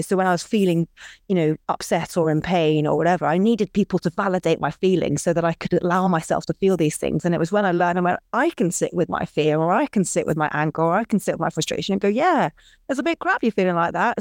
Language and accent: English; Scotland, United Kingdom; I was brought up in Scotland